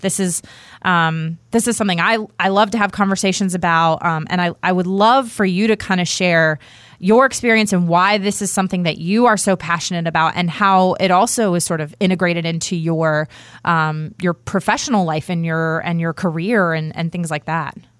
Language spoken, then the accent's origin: English; Virginia, United States; moved away as an adult; also born or lived in the South; I grew up outside of Washington D.C.